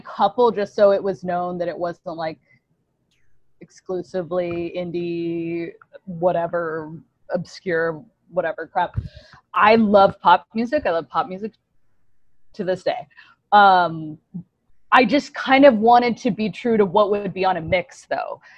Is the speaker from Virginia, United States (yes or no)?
yes; Woodbridge, Virginia, United States; I'm from Northern Virginia, a place called Woodbridge, Virginia, kind of outside of Washington, D.C.